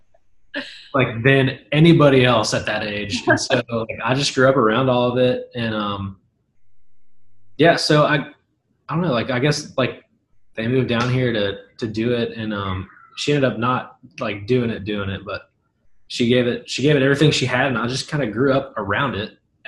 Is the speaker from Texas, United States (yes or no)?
no; Hendersonville, Tennessee, United States; also born or lived in Nashville; I was born and raised in Middle Tennessee, Hendersonville, to be specific. It's like 20 minutes north of Nashville